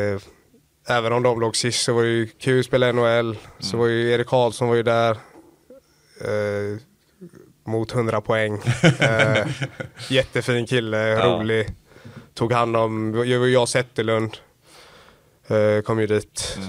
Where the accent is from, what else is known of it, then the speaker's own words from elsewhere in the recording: Gothenburg, Västra Götaland, Sweden; also born or lived in Gävle; now in Skellefteå, Sweden; uppväxt i Göteborg.